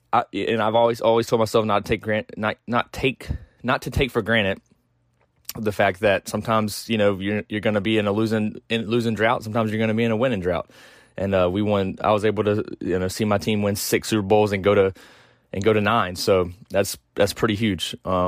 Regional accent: South Carolina, United States; because I'm from South Carolina

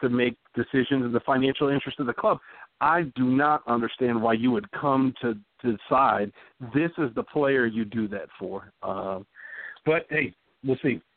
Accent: Texas, United States; I'm a Southern man to my core. I grew up in Texas. My family's from Louisiana

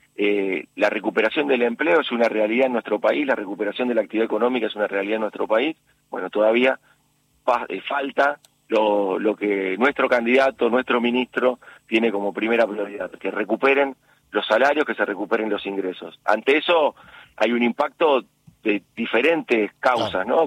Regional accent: Argentina

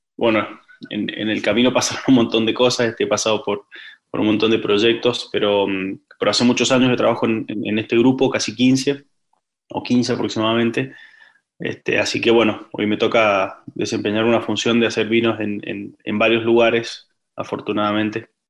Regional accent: Luján de Cuyo, Mendoza, Argentina; yo nací en Luján de Cuyo, en Mendoza, este, soy, soy mendocino.

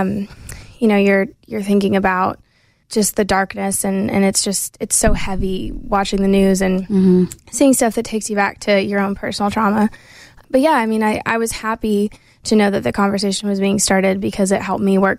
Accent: Maine, United States; moved away as an adult; now in Nashville, United States; little girl growing up in Maine

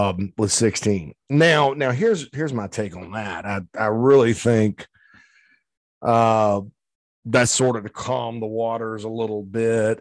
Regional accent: Spartanburg, South Carolina, United States; on Daniel Morgan Avenue in my hometown of Spartanburg

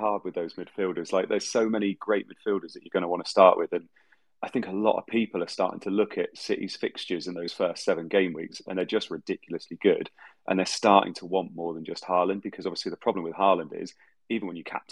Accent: Somerset, South West England, United Kingdom; I'm somebody from Somerset with really bad internet

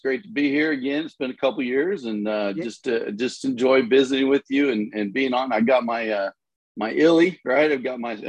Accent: Topeka, Kansas, United States; I grew up in Topeka, Kansas

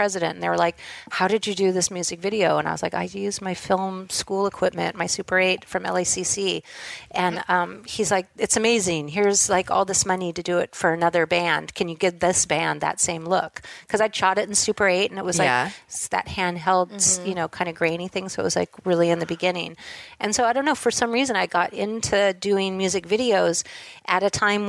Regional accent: Los Angeles, California, United States; also born or lived in Hollywood; I grew up in Southern California in, you know, Studio City, and my grandparents had a place in Hollywood

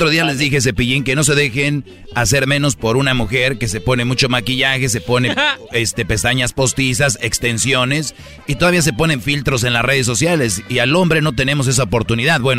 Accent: San Nicolás de los Garza, Nuevo León, Mexico; yo soy de San Nicolás de los Garza

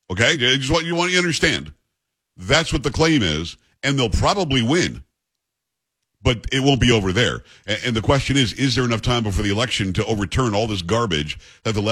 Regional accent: England, United Kingdom; I'm, thinking Genoa for some reason because I'm English

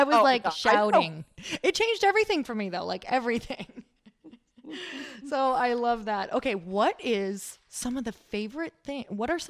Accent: Midwest, United States; now in California, United States; I come from the Midwest. So let me tell you, money, there's a whole lot of everything tied to it. So, living out in California is totally different.

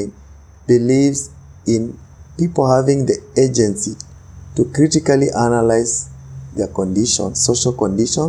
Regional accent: Kenya; I'm Kenyan

